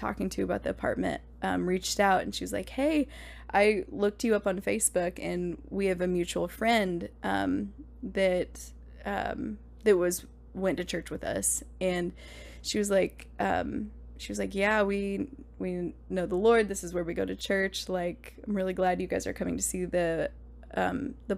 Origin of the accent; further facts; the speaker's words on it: Indianapolis, Indiana, United States; also born or lived in California; I'm from Indianapolis, so and we were living there when we got married.